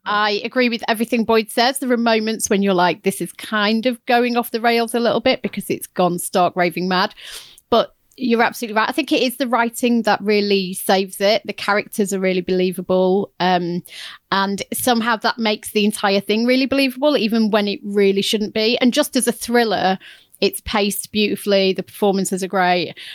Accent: Chesterfield, East Midlands, United Kingdom; my hometown

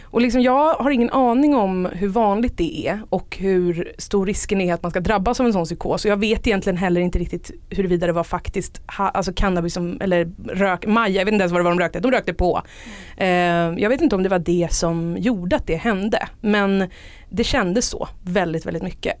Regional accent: Stockholm, Stockholm County, Sweden; jag är uppvuxen i Stockholm

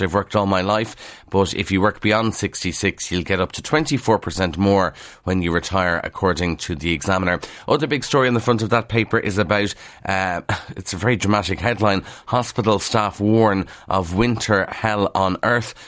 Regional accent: Kildare, Leinster, Ireland; accent: Kildare; that's not my Kildare accent now

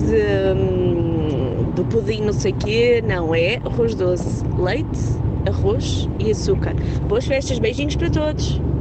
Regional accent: Rio de Janeiro, Brazil; moved away as an adult; now in Portugal; Aqui é uma carioca que vive há 13 natais em Portugal

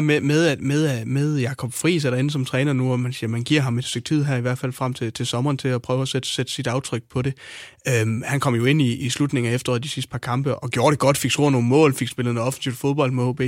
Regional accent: Hjørring, North Denmark Region, Denmark; i min hjemby, Vendsyssel

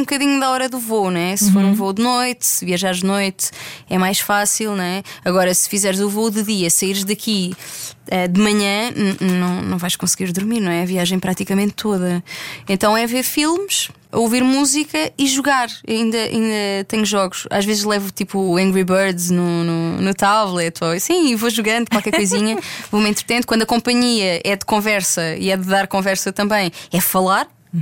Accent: Algarve, Portugal; cresci no Algarve

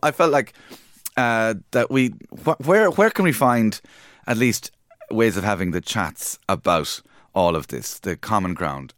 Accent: Cork, Munster, Ireland; moved away; I'm from Cork

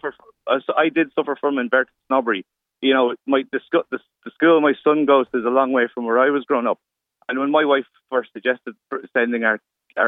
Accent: Dublin, Leinster, Ireland; I come from Ballyfermot in West Dublin

